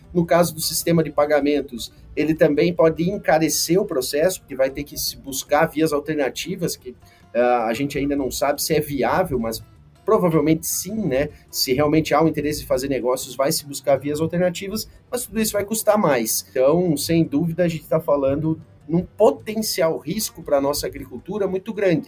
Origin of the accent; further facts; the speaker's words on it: Xanxerê, Santa Catarina, Brazil; moved away as an adult; now in Goiás, Brazil; trabalho aqui em Goiás há cerca de 11 anos, sou catarinense de Xanxerê